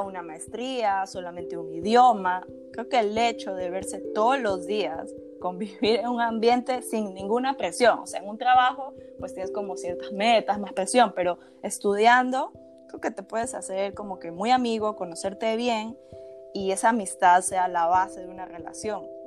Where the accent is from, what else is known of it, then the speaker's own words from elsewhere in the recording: Guayaquil, Guayas, Ecuador; moved away; nosotros que somos de Guayaquil